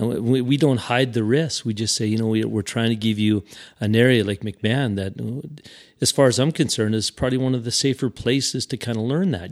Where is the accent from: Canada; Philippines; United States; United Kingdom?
Canada; Regina, Saskatchewan; I'm from Regina